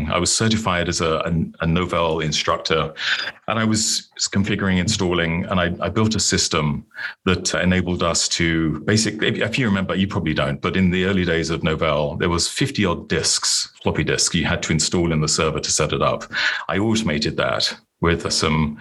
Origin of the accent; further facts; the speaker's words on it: United Kingdom; moved away as an adult; now in Plano, United States; I was born and grew up in the UK